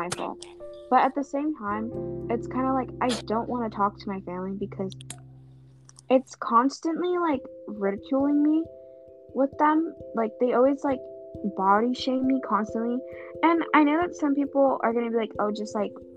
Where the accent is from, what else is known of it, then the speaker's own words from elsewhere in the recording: United States; I'm American because I was born in America